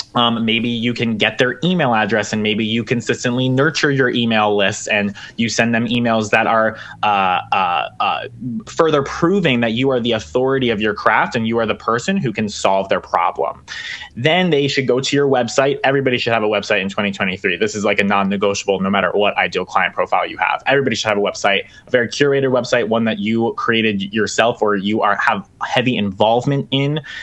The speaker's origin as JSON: {"language": "English", "region": "Pennsylvania", "country": "United States", "said": "I'm in Pennsylvania"}